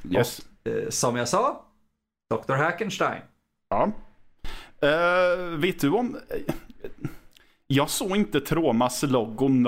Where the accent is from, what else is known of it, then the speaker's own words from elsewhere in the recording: Östergötland, Sweden; även om jag nu själv är östgöte egentligen